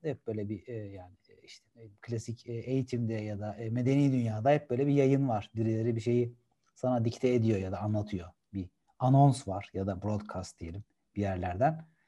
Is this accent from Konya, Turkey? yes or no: no; Gebze, Kocaeli, Turkey; also born or lived in İzmit; ailem, ben küçükken benim a, annem babam Gebze'de oturuyorlardı